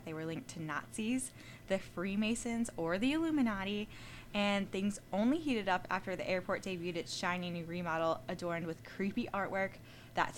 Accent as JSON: {"language": "English", "region": "Michigan", "country": "United States", "said": "we're from Michigan"}